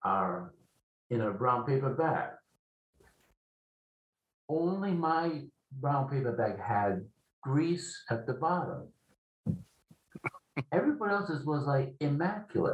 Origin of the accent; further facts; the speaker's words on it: Providence, Rhode Island, United States; I grew up in Providence, Rhode Island, in an Italian ghetto.